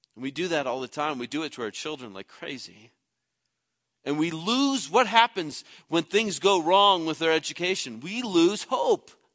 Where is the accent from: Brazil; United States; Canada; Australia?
United States; Midwest; moved away; I grew up in the Midwest